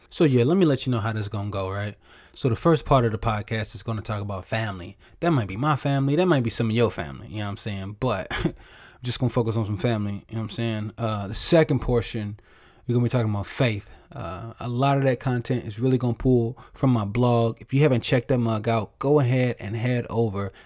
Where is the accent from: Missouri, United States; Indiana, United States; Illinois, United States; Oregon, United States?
Missouri, United States; St. Louis; moved away as an adult; now in California, United States; I'm from Saint Louis